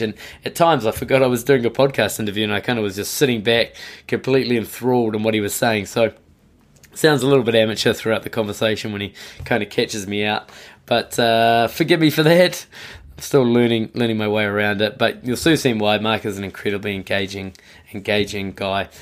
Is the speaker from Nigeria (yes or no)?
no; New Zealand; now in Tokyo, Japan; I am based and live in Tokyo, uh, but I'm originally from New Zealand